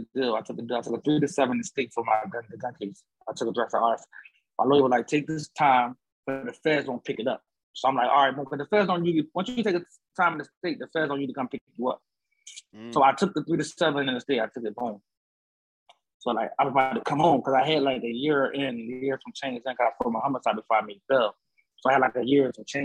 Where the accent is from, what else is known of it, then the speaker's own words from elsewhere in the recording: Philadelphia, Pennsylvania, United States; I'm from Philly